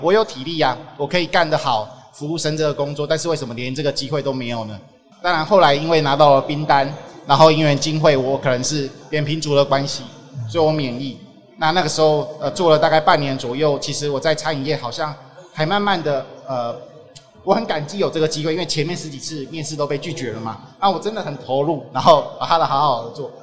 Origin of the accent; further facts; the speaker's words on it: Taiwan; 我小时候，我父，我父亲跟我讲台语，我都，我都不回他